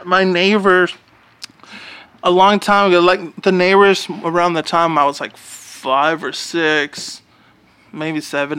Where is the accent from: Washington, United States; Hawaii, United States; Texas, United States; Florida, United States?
Texas, United States; Garland; I grew up in Garland.